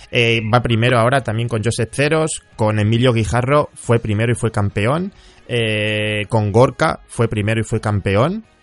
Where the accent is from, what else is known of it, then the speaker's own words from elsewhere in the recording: Huelva, Andalusia, Spain; …, tú eres de Huelva, ¿verdad? Sí, soy de Huelva.